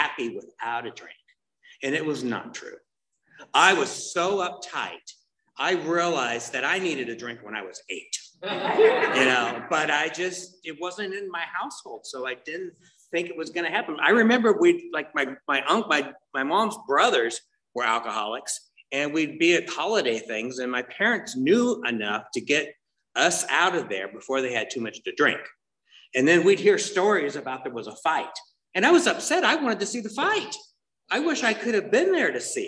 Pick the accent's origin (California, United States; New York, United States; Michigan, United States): California, United States; Tustin; I'm from Orange County. I was born and raised here, grew up in Tustin.